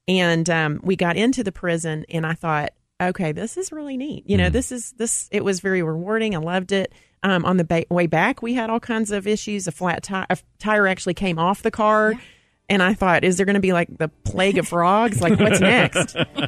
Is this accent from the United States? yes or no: yes; Knoxville, Tennessee, United States; also born or lived in Oak Ridge; I'm from Tennessee.